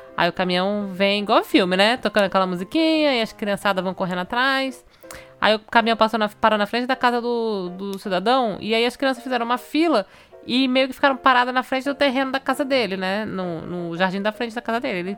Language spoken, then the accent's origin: Portuguese; Manaus, Amazonas, Brazil; moved away as an adult; now in Canada; Lá em Manaus, na minha terra